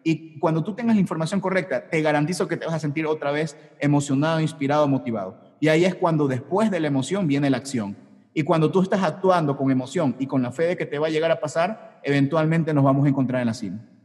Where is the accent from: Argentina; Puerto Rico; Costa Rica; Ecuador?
Ecuador; Yo soy de Ecuador